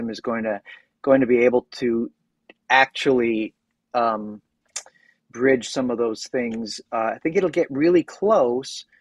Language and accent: English; United States; I'm obviously American